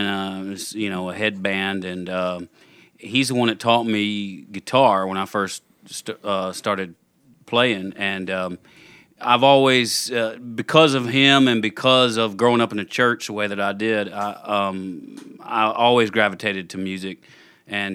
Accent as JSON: {"language": "English", "town": "Russellville", "region": "Alabama", "country": "United States", "tie": "born or raised there", "also_born_or_lived": "Florida", "accent": "southern lilt", "moved": "yes"}